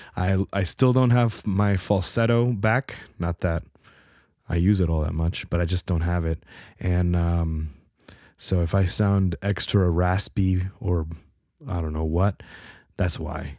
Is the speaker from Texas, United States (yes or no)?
no; New Jersey, United States; moved away; I'm from Jersey